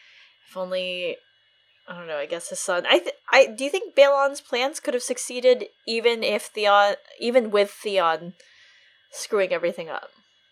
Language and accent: English; United States; I still grew up in the U.S.